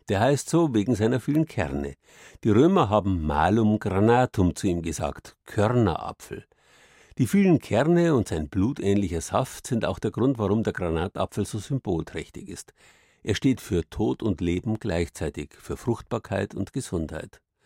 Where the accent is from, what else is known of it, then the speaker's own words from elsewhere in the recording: Southern Bavaria, Germany; bei uns in Südbayern